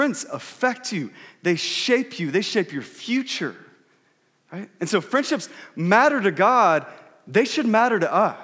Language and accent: English; Texas, United States; moved away; I grew up in Texas, and whenever I go back to Texas, typically in the summer, my family, we go back for about 2 weeks.